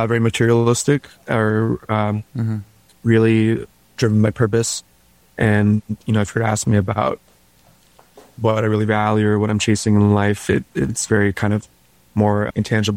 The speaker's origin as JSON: {"language": "English", "town": "Washington", "region": "District of Columbia", "country": "United States", "tie": "born or raised there", "also_born_or_lived": "Shanghai, China", "moved": "yes", "lives_now": "New York, United States", "said": "I grew up in DC"}